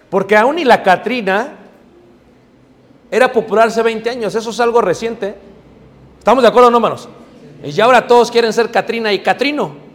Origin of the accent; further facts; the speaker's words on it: Mexico City, Mexico; Si tú creciste como yo crecí en Ciudad de México, yo creía que era verdad.